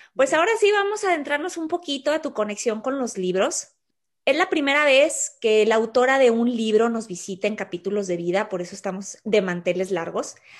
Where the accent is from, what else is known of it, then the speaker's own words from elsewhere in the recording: Torreón, Coahuila, Mexico; originaria de Torreón, Coahuila, México, por cierto, mi tierra